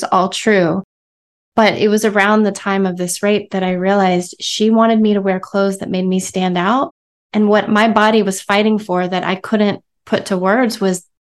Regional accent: Texas, United States; I come from Texas

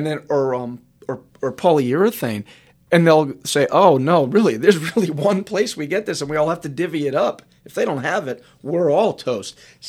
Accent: New England, United States; I'm from New England.

